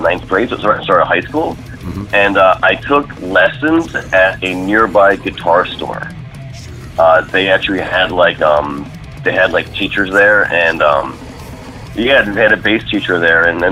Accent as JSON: {"language": "English", "town": "Springfield", "region": "Pennsylvania", "country": "United States", "tie": "born or raised there", "also_born_or_lived": "State College, Pennsylvania", "said": "I grew up in it's actually a town called Springfield. So it's in it's suburban Philadelphia."}